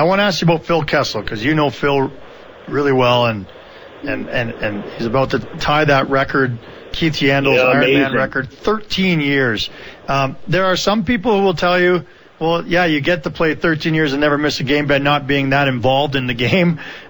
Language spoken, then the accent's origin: English; Canada; And that's why I'm a Canadian citizen.